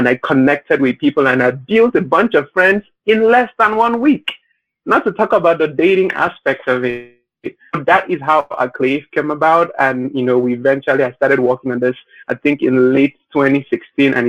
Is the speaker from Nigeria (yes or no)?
yes; Nigeria; moved away as an adult; now in Las Vegas, United States; So I'm in America. I live in Las Vegas. Mm-hmm. And so I was born and raised in Nigeria.